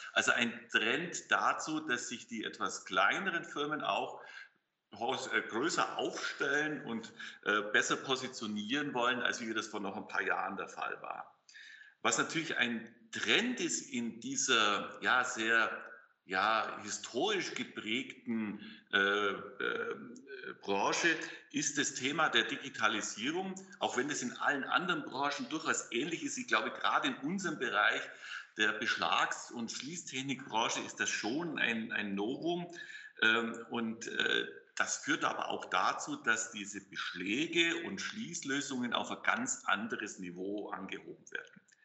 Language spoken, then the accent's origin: German; Augsburg, Bavaria, Germany; also born or lived in Lake Constance; now in Wuppertal, Germany; bin ich kein gebürtiger Westfale, sondern komme aus dem schönen Bayerisch-Schwaben, aus Augsburg.